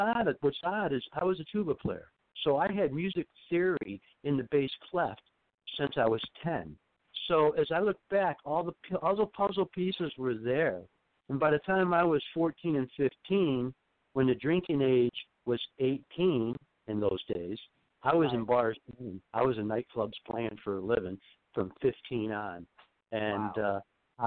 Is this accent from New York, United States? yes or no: yes; Ithaca, New York, United States; I'm from the Finger Lakes, New York, here, Ithaca, actually. And, that's my hometown